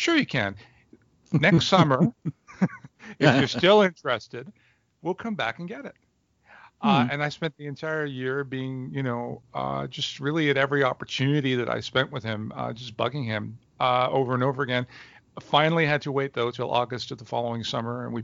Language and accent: English; Montreal, Quebec, Canada; moved away as an adult; now in Toronto, Canada; I was born in Montreal, Canada, where I spent the first 25 years of my life